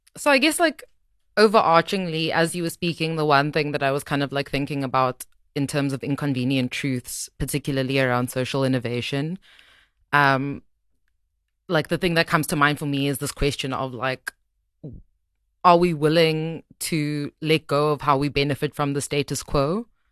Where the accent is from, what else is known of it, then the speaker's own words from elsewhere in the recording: Cape Town, Western Cape, South Africa; moved away as an adult; also born or lived in Johannesburg, South Africa; I moved back to Cape Town because I'm from Cape Town